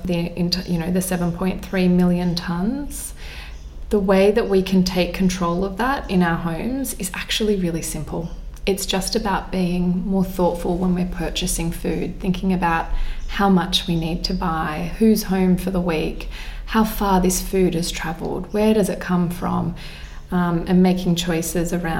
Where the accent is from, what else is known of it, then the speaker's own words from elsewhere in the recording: Australia; as an Aussie kid